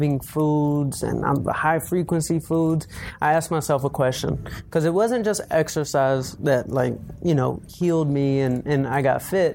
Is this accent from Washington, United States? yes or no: no; Atlanta, Georgia, United States; I grew up in Atlanta.